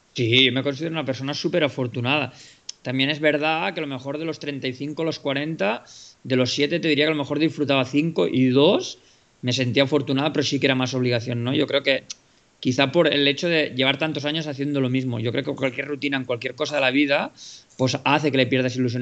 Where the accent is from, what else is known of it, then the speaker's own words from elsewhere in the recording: Spain; estoy siendo español